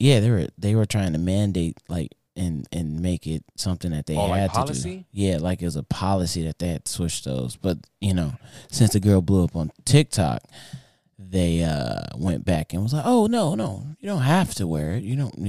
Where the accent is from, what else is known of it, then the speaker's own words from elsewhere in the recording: North Carolina, United States; I'm from North Carolina, you know what I'm saying?